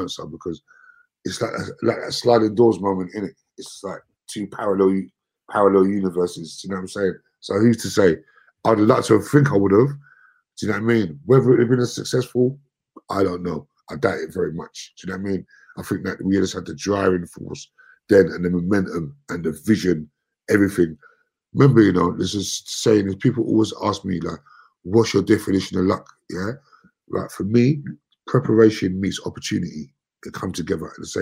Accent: London, United Kingdom; We're from Brixton

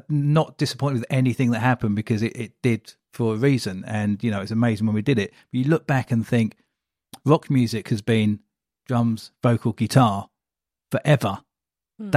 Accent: Welwyn Garden City, East of England, United Kingdom; now in Colchester, United Kingdom; Born in Wellington City. So just up the road

